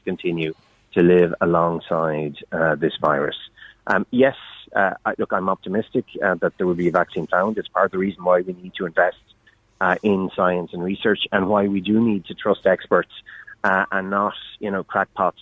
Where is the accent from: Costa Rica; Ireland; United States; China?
Ireland; County Wexford; I come from County Wexford